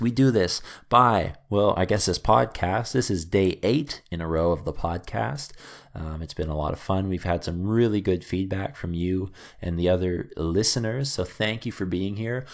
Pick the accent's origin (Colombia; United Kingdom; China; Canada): Canada; I returned back to Canada after traveling and working in a few different countries